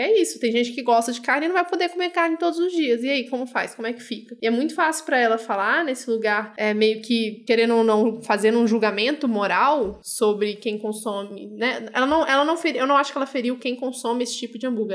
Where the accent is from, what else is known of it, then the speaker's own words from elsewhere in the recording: Brasília, Federal District, Brazil; Eu sou de Brasília, meio do Goiás